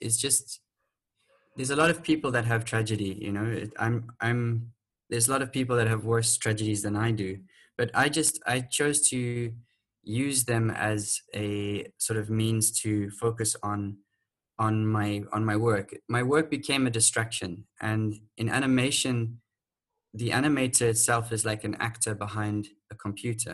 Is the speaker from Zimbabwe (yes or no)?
yes; Manicaland, Zimbabwe; moved away as an adult; also born or lived in South Africa / United Kingdom; now in Mauritius; I grew up with them and their family with my biological sister in Zimbabwe.